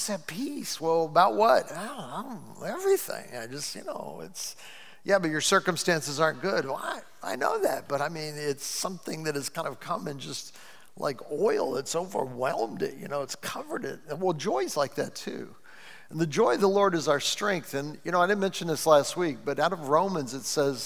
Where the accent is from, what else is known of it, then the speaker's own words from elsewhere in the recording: Cleveland, Ohio, United States; I'm from the U.S.